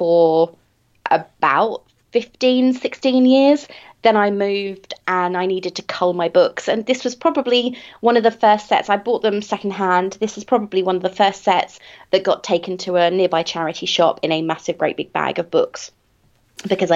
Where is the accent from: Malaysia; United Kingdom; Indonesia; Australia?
United Kingdom; England; I am English, and at a certain point in history, I think at the time of the War for Independence, we stopped learning American history at school